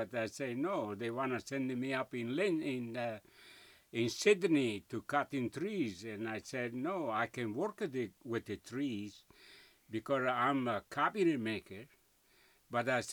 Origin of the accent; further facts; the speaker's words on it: Italy; English is a second language; now in Australia; we came from Italy in 1956. 18th of July. No language